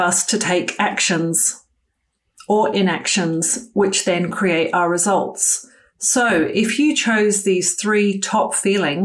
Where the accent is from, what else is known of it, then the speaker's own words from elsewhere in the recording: United Kingdom; moved away as an adult; I grew up in the United Kingdom until my early 20s, after I'd finished my medical school training and first year as an intern